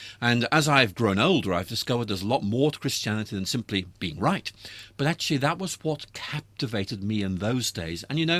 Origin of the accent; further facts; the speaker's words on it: Northern Ireland, United Kingdom; Yes, I grew up in Northern Ireland back in the 1960s, and I've lost my accent, but you know, it was a very, very rough time.